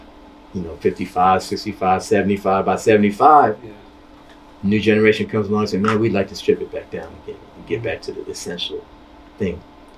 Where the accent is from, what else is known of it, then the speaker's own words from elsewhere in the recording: New York City, New York, United States; You know, I'm from Queens.